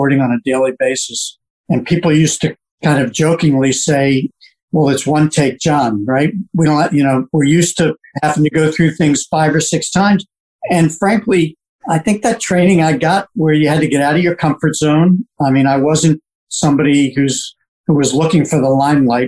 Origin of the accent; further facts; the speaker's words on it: Bethesda, Maryland, United States; I grew up in Bethesda, sixth generation Washingtonian